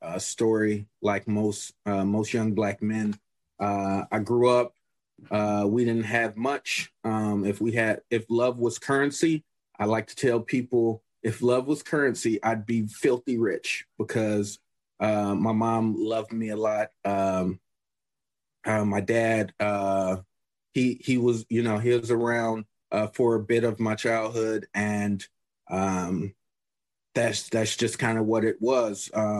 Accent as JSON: {"language": "English", "town": "Chicago", "region": "Illinois", "country": "United States", "tie": "born or raised there", "said": "Well, growing up in Chicago, I'm pretty sure that with anyone who's talking about Chicago and that's from Chicago, they have different opinions"}